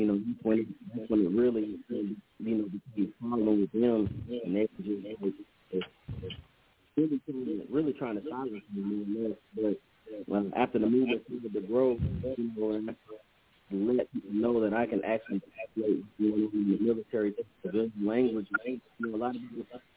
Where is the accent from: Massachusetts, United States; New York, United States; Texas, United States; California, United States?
California, United States; now in Georgia, United States; out here in Georgia, ATL area, you know, but I'm from California